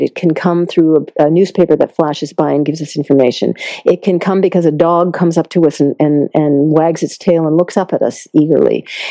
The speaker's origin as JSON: {"language": "English", "town": "Concord", "region": "Massachusetts", "country": "United States", "tie": "born or raised there", "also_born_or_lived": "India", "said": "I grew up in Massachusetts"}